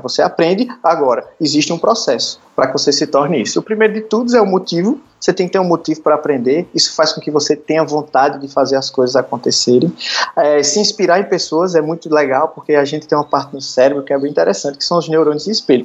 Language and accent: Portuguese; Arcoverde, Pernambuco, Brazil; moved away as an adult; now in Recife, Brazil; eu sou de Arco Verde, sou do interior de Pernambuco